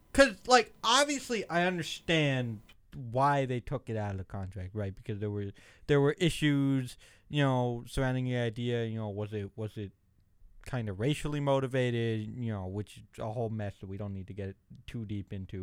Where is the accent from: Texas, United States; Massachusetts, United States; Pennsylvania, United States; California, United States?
Pennsylvania, United States; Philadelphia suburbs; I was born and raised, you know, in Pennsylvania, Philly suburbs